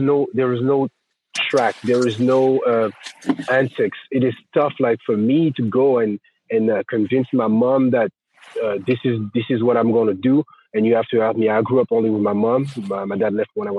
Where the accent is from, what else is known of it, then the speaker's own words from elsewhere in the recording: Grenoble, Auvergne-Rhône-Alpes, France; English is a second language; moved away as an adult; I started to play in Grenoble, my hometown.